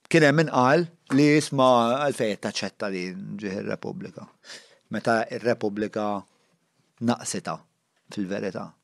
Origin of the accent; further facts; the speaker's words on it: Malta; aħna l-Maltin